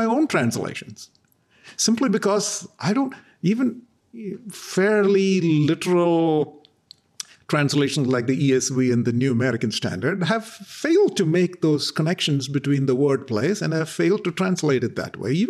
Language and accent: English; southwestern coast of India, Kerala, India; first language Malayalam; English is a second language; now in Dallas, United States; my mother tongue, Malayalam, which is spoken on the southwestern coast of India by a few million people